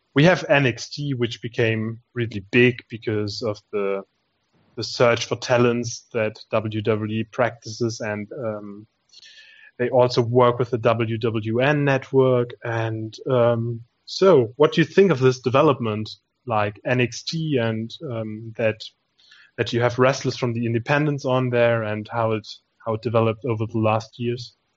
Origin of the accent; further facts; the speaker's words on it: Germany; we are from Germany.